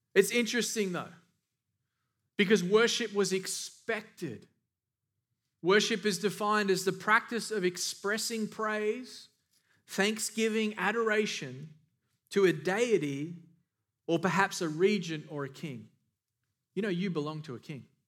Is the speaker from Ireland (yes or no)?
no; Australia; moved away; I'm from Australia